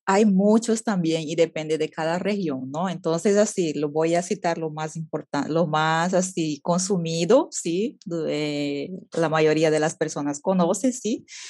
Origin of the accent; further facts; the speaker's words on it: Beni, Bolivia; en mi ciudad, que yo soy del Beni, Bolivia